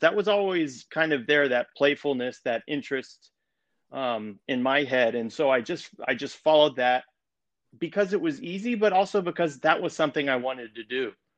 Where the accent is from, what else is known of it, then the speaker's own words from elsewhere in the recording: Colorado, United States; moved away as an adult; now in New York City, United States; I'm from Colorado. I grew up there